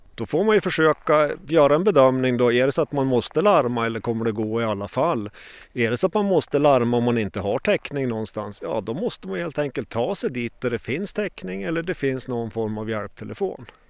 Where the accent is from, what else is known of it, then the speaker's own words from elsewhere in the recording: Åre, Jämtland, Sweden; jag är eh, född och uppvuxen i Åre, bor kvar här en mil utanför.